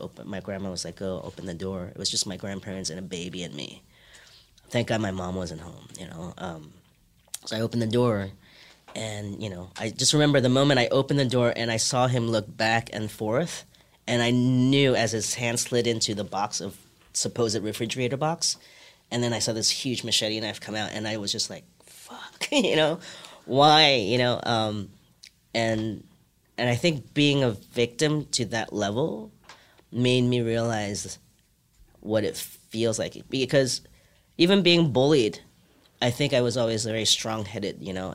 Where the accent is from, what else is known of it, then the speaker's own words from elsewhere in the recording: New York, United States; English is a second language; also born or lived in Hong Kong; I moved to New York when I was seven from Hong Kong